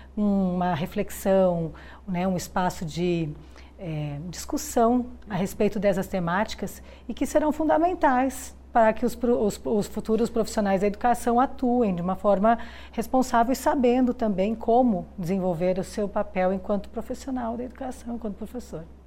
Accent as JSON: {"language": "Portuguese", "town": "Curitiba", "region": "Paraná", "country": "Brazil", "also_born_or_lived": "Goiás", "moved": "as an adult", "lives_now": "Goiânia, Brazil", "said": "eu sou de Curitiba e optei por vir para Goiás para fazer o concurso aqui na Universidade Federal de Goiás"}